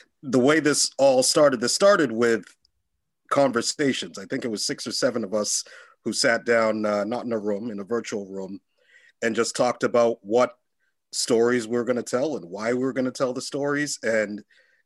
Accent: Boston, Massachusetts, United States; I'm from Boston. I'm born and raised in the city

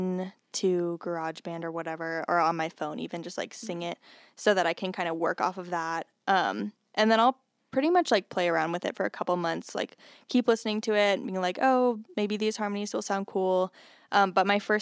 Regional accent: Denver, Colorado, United States; now in Fort Collins, United States; I'm from Denver area, like the Denver area, suburbs of Denver

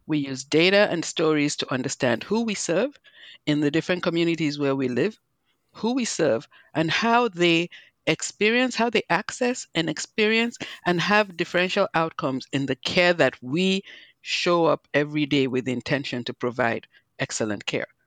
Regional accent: Nigeria; also born or lived in New Jersey; now in United States; I'm originally from Nigeria, not Liberia, but as you can hear, I have my own accent.

